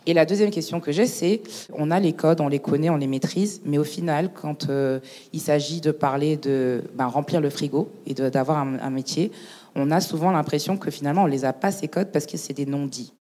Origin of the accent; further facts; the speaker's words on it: Niger; now in France; je suis née au Niger. J'étais naturalisée française en 2014